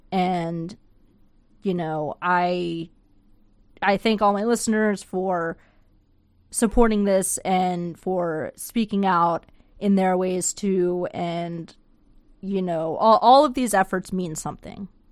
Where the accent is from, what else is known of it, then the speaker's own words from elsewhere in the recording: United States; moved away; I'm from there. I'm from the Panhandle